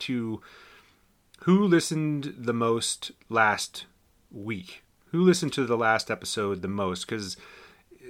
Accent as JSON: {"language": "English", "town": "Winchester", "region": "Virginia", "country": "United States", "tie": "born or raised there", "moved": "yes", "said": "Winchester, Virginia. My hometown"}